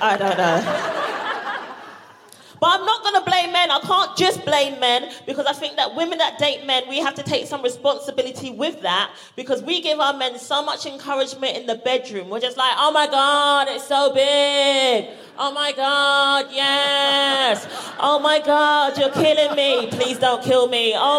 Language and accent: English; London, United Kingdom; People just love to make assumptions about me because, especially because I'm from South London.